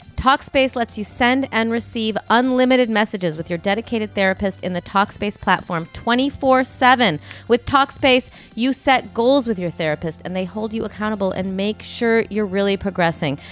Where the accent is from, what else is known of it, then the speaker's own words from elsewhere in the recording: Midwest, United States; I'm from the Midwest